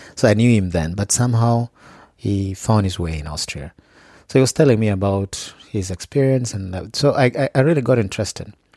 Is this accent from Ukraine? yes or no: no; Gulu, Northern Region, Uganda; I come from Gulu.